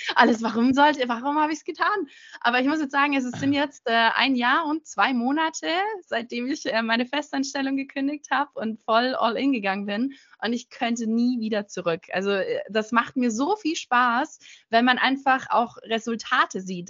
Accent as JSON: {"language": "German", "town": "Munich", "region": "Bavaria", "country": "Germany", "also_born_or_lived": "London / Los Angeles", "said": "ich komme original aus München und lebe aktuell gerade in München"}